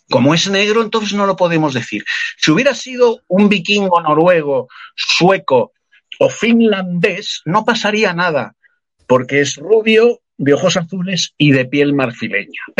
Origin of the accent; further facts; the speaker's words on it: Spain; Yo soy español como ella